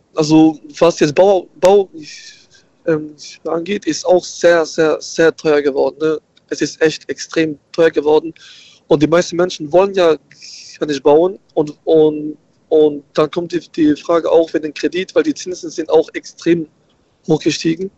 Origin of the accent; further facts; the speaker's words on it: Germersheim, Rhineland-Palatinate, Germany; Ich komme aus der aus Germersheim